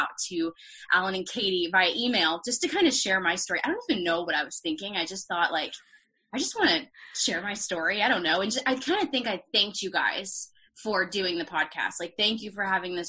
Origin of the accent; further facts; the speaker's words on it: Peachtree City, Georgia, United States; moved away as an adult; also born or lived in Boston; now in Nashville, United States; I grew up in Peachtree City, Georgia, which is a suburb